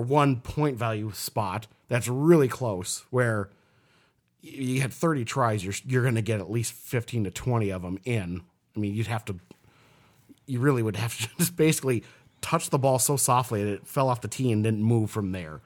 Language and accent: English; Minnesota, United States; I was born in Minnesota